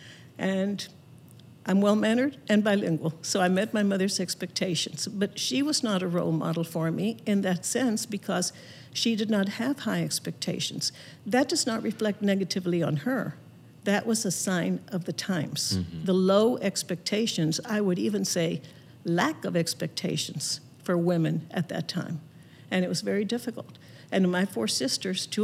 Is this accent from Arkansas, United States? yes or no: no; Laredo, Texas, United States; your grandmother and I grew up in Laredo, Texas